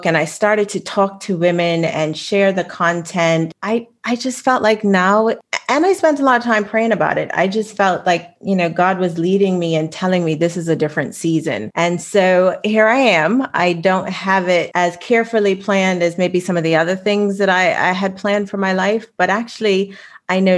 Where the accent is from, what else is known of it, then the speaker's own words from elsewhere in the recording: Bermuda; I live in Bermuda, but I grew up on Darrow's Island